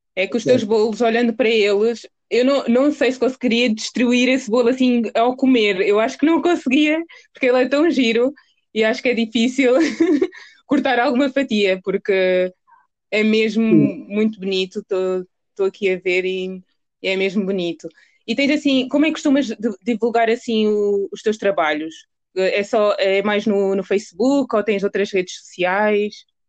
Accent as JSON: {"language": "Portuguese", "country": "Portugal", "tie": "born or raised there", "said": "nasci em Portugal, mas, mas os meus pais nasceram em Angola."}